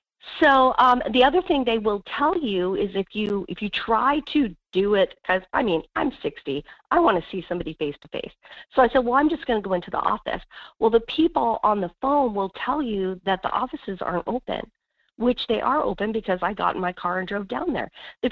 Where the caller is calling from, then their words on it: Wasilla, Alaska, United States; Hey, this is … in Wasilla.